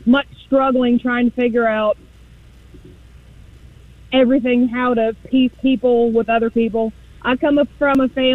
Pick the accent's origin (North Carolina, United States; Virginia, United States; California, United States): Virginia, United States; I'm from Virginia, and she's from New York. We live in Virginia now